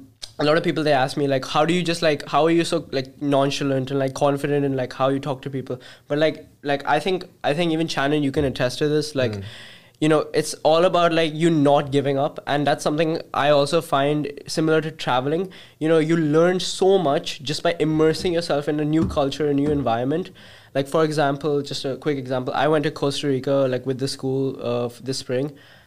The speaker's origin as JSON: {"language": "English", "country": "Uganda", "tie": "born there", "said": "I was born in Uganda, Africa, and I lived there for quite some time."}